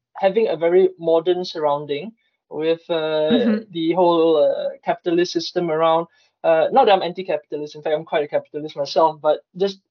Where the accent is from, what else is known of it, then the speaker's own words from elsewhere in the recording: Singapore; now in Stockholm, Sweden; I come from Singapore